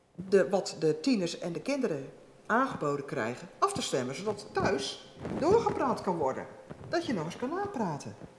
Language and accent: Dutch; Netherlands; we als Nederlanders